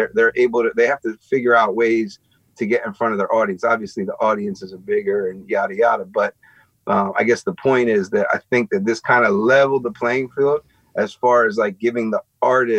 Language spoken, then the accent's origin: English; Philadelphia, Pennsylvania, United States; I'm born and raised in Philly, right? But I live like an hour outside of Philly